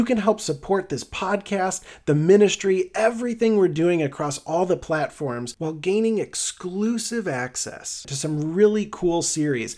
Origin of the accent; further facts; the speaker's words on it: Midwest, United States; accent: Midwest; I'm mostly Irish, but I have this boring Midwest accent